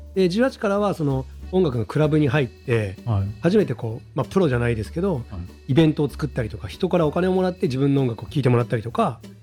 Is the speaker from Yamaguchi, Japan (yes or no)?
no; Shimane, Japan; 島根県の生まれで、その全然しゃれてもないし、目の前田んぼで360度田んぼやし